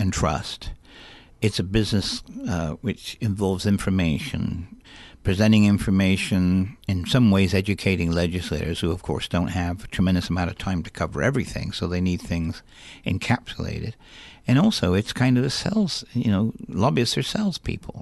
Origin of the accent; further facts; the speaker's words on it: England, United Kingdom; moved away as an adult; also born or lived in Alaska; now in United States; I'm originally from England